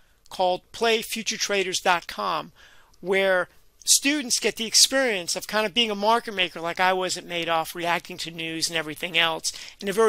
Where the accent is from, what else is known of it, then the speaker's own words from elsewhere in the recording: New York City, New York, United States; also born or lived in Brooklyn; I grew up in the Bronx and I remember then I moved to Brooklyn